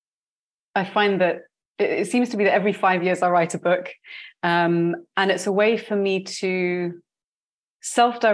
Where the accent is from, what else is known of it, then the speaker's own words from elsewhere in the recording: United Kingdom; moved away as an adult; also born or lived in London; now in Barcelona, Spain; you can tell from my accent that I was born in the UK. My family is very diasporic, but I was raised in a British culture.